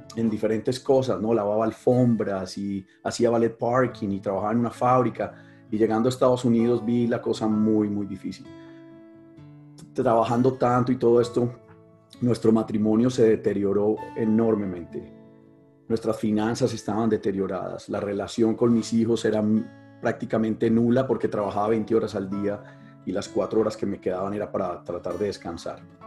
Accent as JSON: {"language": "Spanish", "town": "Medellín", "region": "Antioquia", "country": "Colombia", "said": "soy de Colombia, de una ciudad que se llama Medellín"}